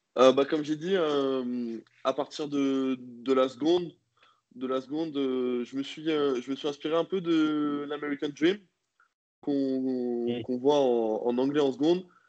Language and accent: French; Rouen, Normandy, France; now in Nantes, France; je suis né à Rouen le 14 décembre 1999